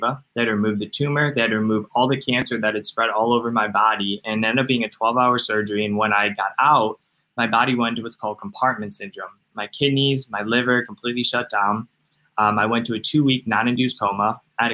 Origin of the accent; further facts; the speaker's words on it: Cleveland, Ohio, United States; I'm from Cleveland, Ohio.